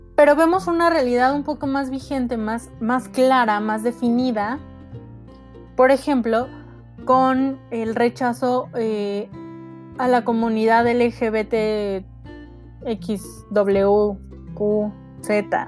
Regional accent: Mexico; nos conocemos como mexicanos

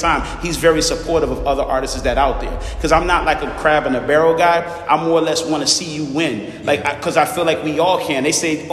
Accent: Savannah, Georgia, United States; also born or lived in Harlem, New York / Broward County, Florida; now in Florida, United States; I was raised in Savannah, Georgia

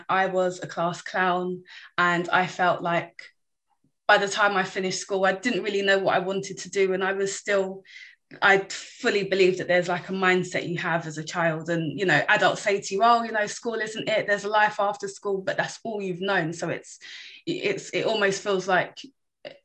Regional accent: London, United Kingdom; also born or lived in Newbury Park; I grew up in Wanstead. We lived in Newbury Park when I was first born, and we moved to Wanstead in East London, and I was there until I was about 26.

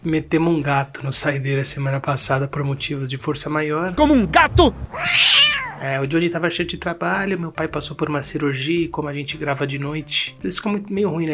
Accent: Brazil; nós, como brasileiros

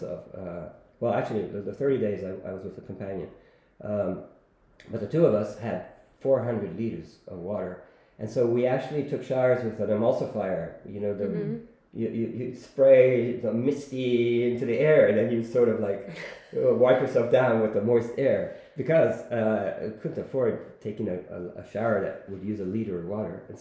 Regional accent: Rome, Lazio, Italy; also born or lived in Silicon Valley; now in Barcelona, Spain; I'm from Rome

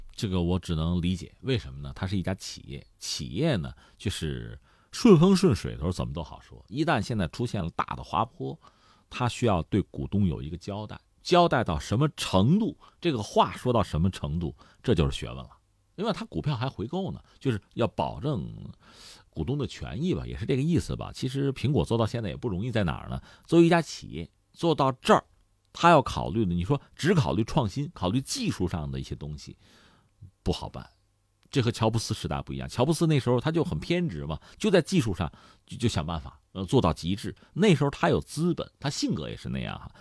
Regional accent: China; 我们中国人

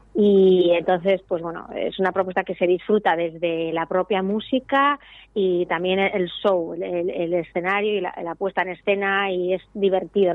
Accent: Ibarra, Gipuzkoa, Basque Country, Spain; yo soy de Ibar, que es un pueblo de Guipúzcoa

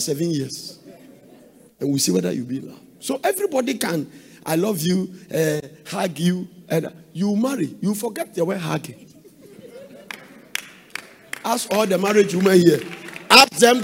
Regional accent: Ghana; from Ghana

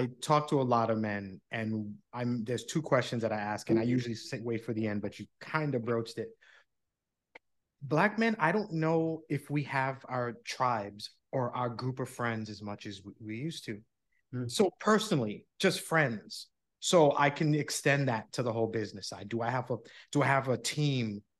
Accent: New York, United States; moved away as an adult; also born or lived in New Jersey; now in Florida, United States; I grew up in New York. I'm a New Yorker through and through, but I live in Florida now.

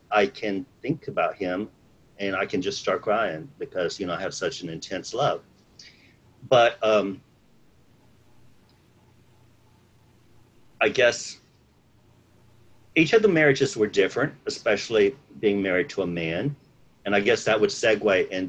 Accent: San Antonio, Texas, United States; moved away as an adult; also born or lived in Dallas, Texas; I grew up in San Antonio in South Texas. And I moved to Dallas, Texas in June of 1998.

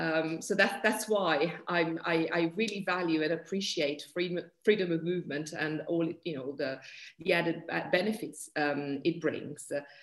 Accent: Milan, Lombardy, Italy; moved away as an adult; also born or lived in United Kingdom; I'm from Milan. I'm originally from Italy. I'm an interpreter and a translator. Although I've also become a British citizen straight after the referendum

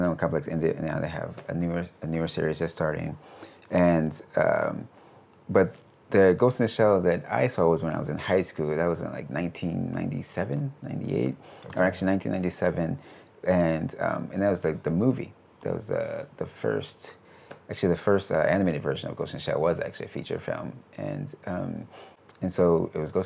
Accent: Paterson, New Jersey, United States; moved away as an adult; now in Tokyo, Japan; I grew up in Paterson. We grew up in a very poor family.

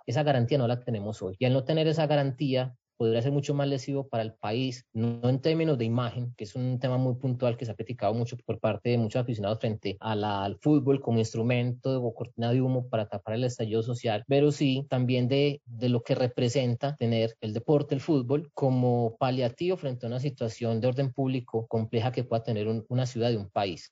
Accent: Colombia; como pueblo colombiano

